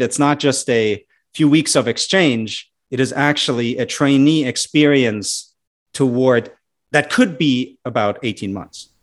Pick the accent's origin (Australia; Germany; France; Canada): Germany; moved away as an adult; now in United States; I'm an immigrant myself to the U S, right? At some point, I might go back to my home country. And in any event, I'm always connected back to Germany